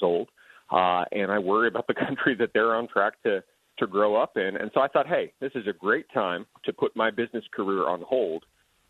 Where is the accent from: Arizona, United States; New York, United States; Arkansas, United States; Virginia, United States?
Arizona, United States; Tucson; moved away as an adult; also born or lived in California; I grew up in Arizona. I met my wife in middle school in Tucson, where we live now